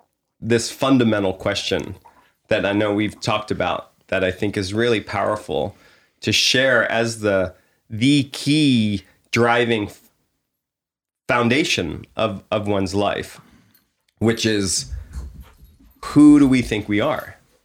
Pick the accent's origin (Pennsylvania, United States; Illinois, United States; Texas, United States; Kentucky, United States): Pennsylvania, United States; I grew up on the East Coast in the suburbs of Philadelphia.